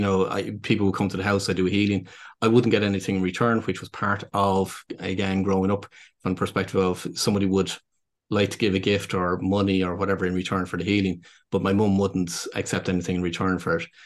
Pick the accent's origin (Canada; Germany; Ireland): Ireland; Dublin, Leinster; accent: Irish; what people would probably gather from my accent is that, um, so I'm based here in Dublin in Ireland